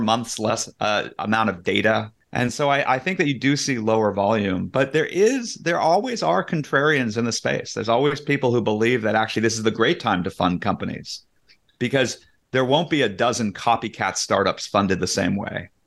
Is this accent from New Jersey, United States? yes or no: no; Silicon Valley, California, United States; I, I grew up in Silicon Valley